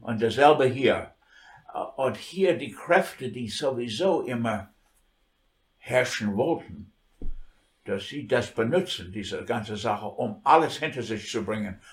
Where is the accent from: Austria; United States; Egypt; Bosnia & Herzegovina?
United States; New York; German is a second language; moved away as an adult; now in Germany; New York, das ist meine Heimatstadt